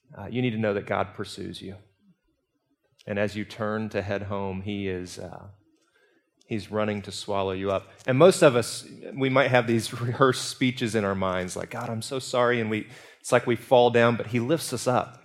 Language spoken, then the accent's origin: English; Birmingham, Alabama, United States; I'm from Birmingham." And she said, "England." And I said, "Alabama